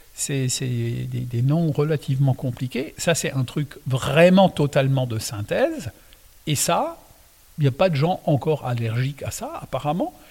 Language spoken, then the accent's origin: French; Alsace, Grand Est, France; first language Alsatian; French is a second language; je suis né donc en Alsace euh, quand je suis arrivé, ma langue maternelle, c'est l'alsacien